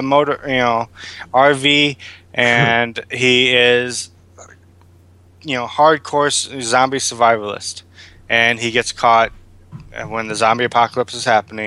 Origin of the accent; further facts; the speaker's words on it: Illinois, United States; now in Wisconsin, United States; I am from Illinois